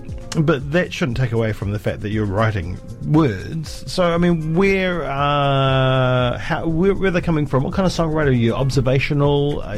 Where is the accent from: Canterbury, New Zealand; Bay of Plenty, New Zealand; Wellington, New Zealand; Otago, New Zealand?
Otago, New Zealand; Dunedin; also born or lived in Cromwell; people think that I'm not from Otepute.